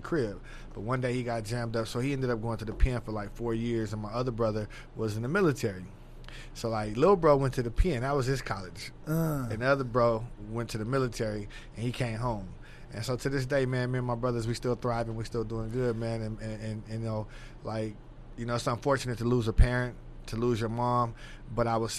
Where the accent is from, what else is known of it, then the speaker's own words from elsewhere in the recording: Los Angeles, California, United States; moved away as an adult; also born or lived in Palmdale, California / Bakersfield, California; now in Texas, United States; I'm from LA, born and raised in South Central LA.